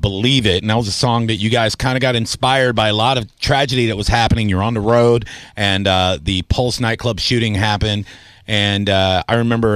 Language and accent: English; Tampa, Florida, United States; I am a homegrown boy. I will say that. I think I'm the only on-air talent that is born and raised in Tampa